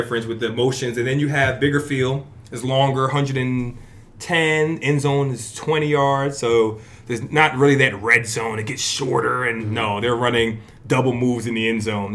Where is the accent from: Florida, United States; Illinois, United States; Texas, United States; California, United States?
Florida, United States; Fort Lauderdale; moved away as an adult; also born or lived in Brooklyn, New York / Canada / New Jersey; I was born in Brooklyn, okay. But raised in Fort Lauderdale, Florida.